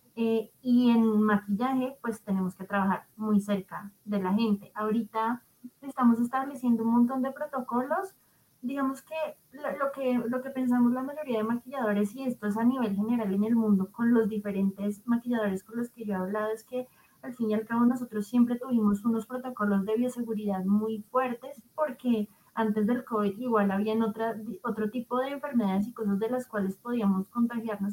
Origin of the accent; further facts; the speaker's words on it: Bogotá, Colombia; nuestra ciudad